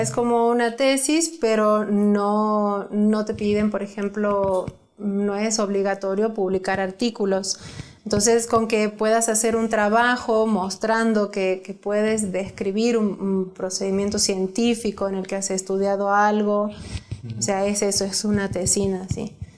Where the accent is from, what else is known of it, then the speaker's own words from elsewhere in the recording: Santiago del Estero, Argentina; yo soy de Argentina de, he nacido en una provincia que se llama Santiago del Estero